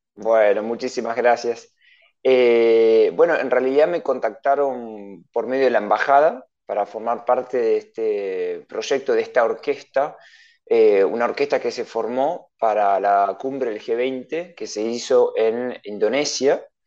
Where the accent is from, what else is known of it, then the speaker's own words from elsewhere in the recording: Adrogué, Buenos Aires Province, Argentina; moved away as an adult; also born or lived in Mendoza; yo soy en realidad de Buenos Aires, de provincia de Buenos Aires, de Adrogué